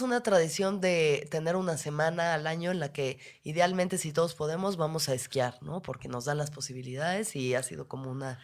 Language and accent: Spanish; Mexico City, Mexico; Nosotros, igual siendo chilangos